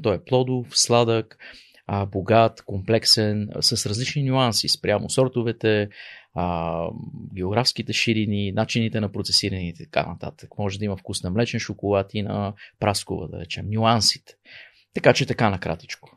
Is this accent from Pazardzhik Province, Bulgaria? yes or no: yes; Pazardzhik, Pazardzhik Province, Bulgaria; moved away as an adult; also born or lived in Czech Republic / United States; Аз съм родом Пазарджиклия. Там съм роден, израсъл до а, завършване на средното ми образование